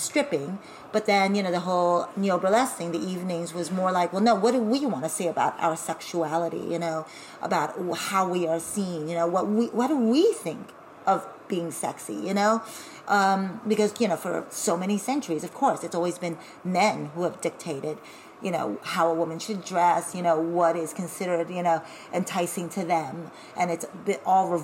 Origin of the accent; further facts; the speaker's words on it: United States; now in Berlin, Germany; I'm Asian American